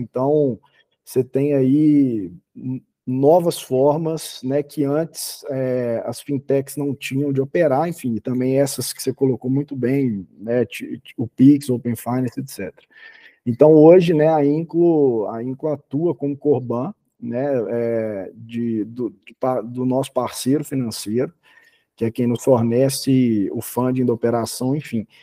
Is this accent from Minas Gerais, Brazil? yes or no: yes; Belo Horizonte, Minas Gerais, Brazil; Eu sou sou de Belo Horizonte